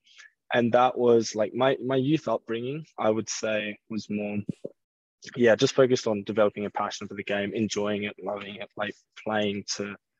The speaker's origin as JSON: {"language": "English", "country": "Australia", "tie": "born or raised there", "also_born_or_lived": "Basel, Switzerland", "said": "I was born in Basel, Switzerland, and then grew up mainly in Australia."}